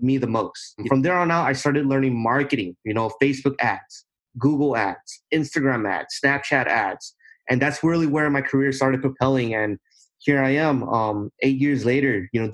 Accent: Southern California, United States; I'm from Southern California, right here in the United States.

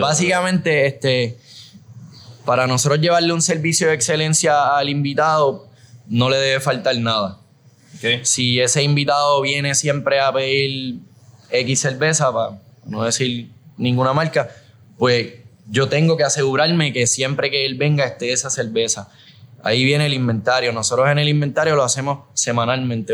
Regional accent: Aguadilla, Puerto Rico; also born or lived in San Juan / Rincón; Yo por mi parte soy de, de Aguadilla

